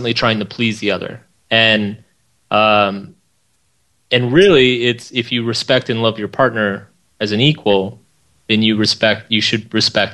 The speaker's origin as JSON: {"language": "English", "town": "Austin", "region": "Texas", "country": "United States", "tie": "born or raised there", "said": "I grew up in Austin, Texas."}